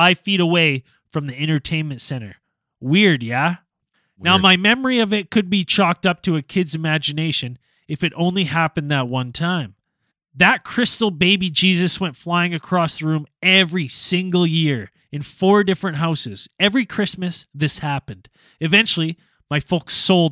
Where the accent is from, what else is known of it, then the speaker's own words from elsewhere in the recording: West Kelowna, British Columbia, Canada; my parents' home that I grew up in West Kelowna there